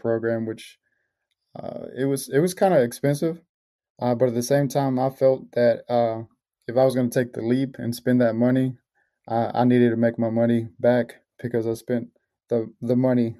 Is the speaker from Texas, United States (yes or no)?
yes; Marshall, Texas, United States; also born or lived in Mexico; I've been here ever since in the small town in Marshall, Texas